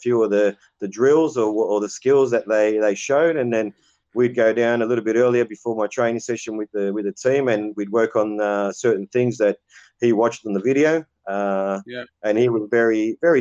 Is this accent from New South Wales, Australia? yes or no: yes; Cabramatta, New South Wales, Australia; where I grew up in Cabramatta